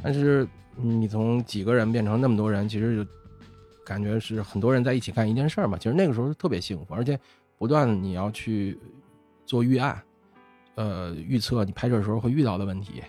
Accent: Beijing, China; accent: Beijing dialect; 北京话讲就是张罗事儿的

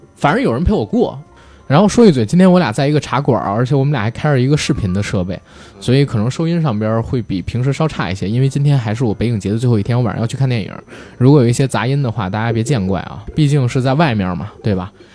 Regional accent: Beijing, China; accent: Beijing; 我们带这个北京儿化音特重

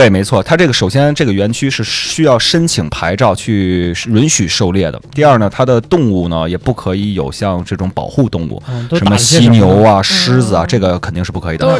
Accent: China; 我们中国人还是说偏瘦小一些的，握不住

